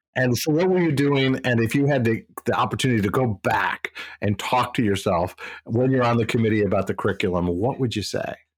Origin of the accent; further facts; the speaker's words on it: Midwest, United States; moved away as an adult; now in East Coast, United States; I'm from the Midwest so I've chosen to live on the east coast most of my adult life